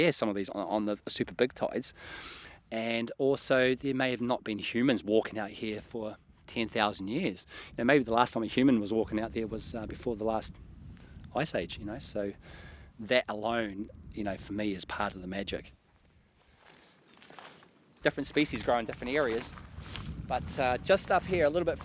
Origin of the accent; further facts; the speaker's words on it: New Zealand; moved away as an adult; also born or lived in East Neuk, Scotland; now in Scotland; I'm originally from New Zealand. I've been in the East Nuke now for 3 years.